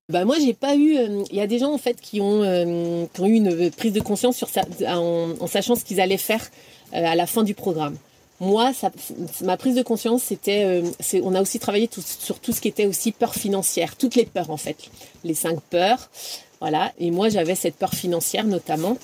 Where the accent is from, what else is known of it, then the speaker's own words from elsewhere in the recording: Brittany, France; moved away as an adult; also born or lived in Amiens / Paris / Qatar / United States; je suis bretonne